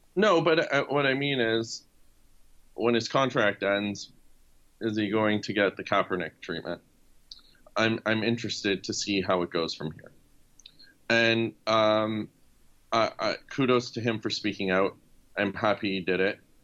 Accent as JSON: {"language": "English", "town": "Sudbury", "region": "Ontario", "country": "Canada", "tie": "born or raised there", "said": "my hometown of Sudbury, Ontario"}